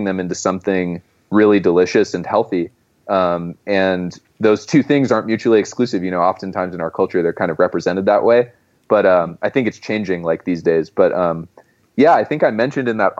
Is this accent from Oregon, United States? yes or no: no; Monterey, California, United States; moved away; I grew up in Monterey